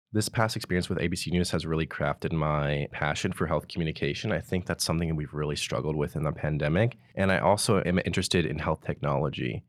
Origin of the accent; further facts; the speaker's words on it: Pleasanton, California, United States; From Pleasanton, California